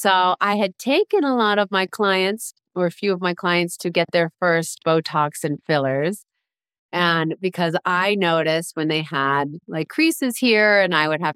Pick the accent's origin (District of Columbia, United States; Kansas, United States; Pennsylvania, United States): District of Columbia, United States; Washington; moved away as an adult; also born or lived in Los Angeles, California; I grew up in Washington, D.C., which was big city, a lot of cars, a lot of people. For 18 years.